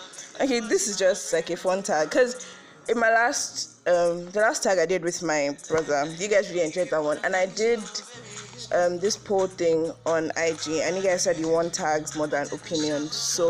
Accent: Ibadan, Oyo, Nigeria; also born or lived in Lagos; I'm from Oyo State, Ibadan.

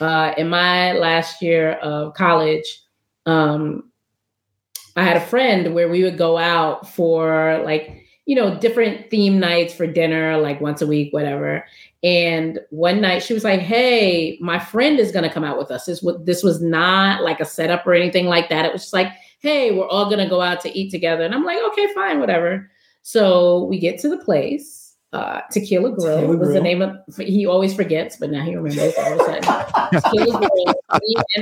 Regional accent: New York City, New York, United States; moved away; also born or lived in Washington, D.C.; I'm from Brooklyn

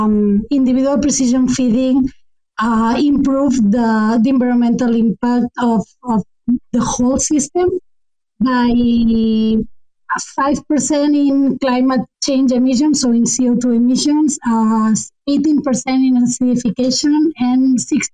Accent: Spain; moved away as an adult; now in Canada; Currently, I'm doing my studies in Canada, but I'm originally from Spain

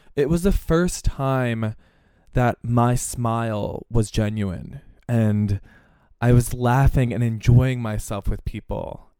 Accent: Pennsylvania, United States; growing up in Pennsylvania

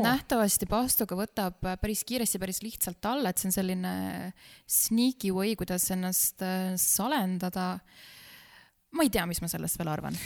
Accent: near Pärnu, Pärnu County, Estonia; ma olen äh, pärit Pärnumaalt, Pärnu külje alt, siis meie maakoolis

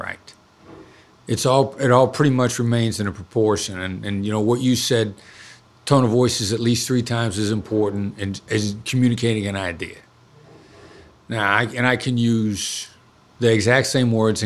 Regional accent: Iowa, United States; moved away; also born or lived in New York City; live in where I grew up in Iowa for 10 years

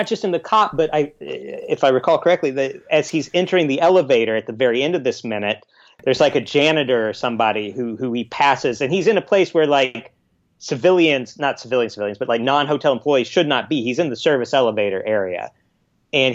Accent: Los Angeles, California, United States; I'm you're Australian, but I'm from Los Angeles, and I barely can put on socks anymore, you know?

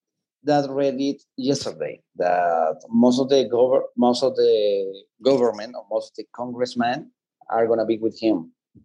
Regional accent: Colombia; accent: Colombian; English is a second language; I can do it with my Colombian accent and stuff.

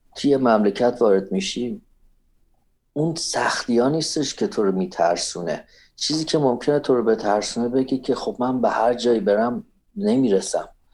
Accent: Iran; moved away as an adult; now in United States; ما ایرانی هستیم

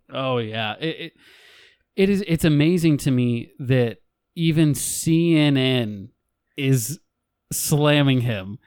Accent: United States; I'm a white male American. I'm an American

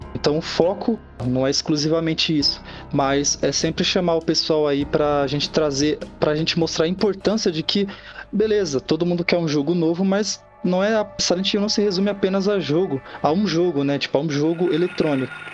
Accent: São Paulo, Brazil; nós somos de São Paulo

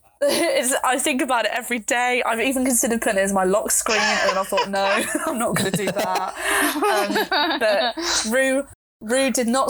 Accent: Oxford, South East England, United Kingdom; just because I'm from Oxford doesn't mean that I can get into their university.

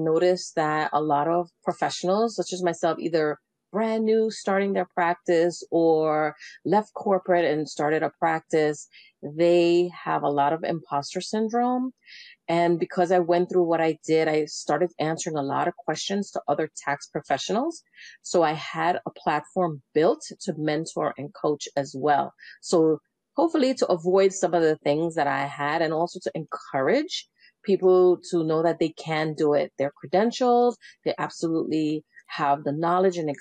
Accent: New York City, New York, United States; now in Northern Virginia, United States; I grew up in New York City.

